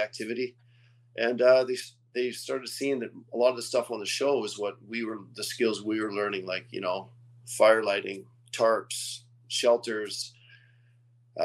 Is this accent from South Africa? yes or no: no; West Kootenays, British Columbia, Canada; also born or lived in Quebec; Well, I was born in Quebec, which is on the other side of Canada. My parents moved to British Columbia when I was really young. And we moved to a place called the West Kootenays when I was like in grade two, which isn't far from where I am now.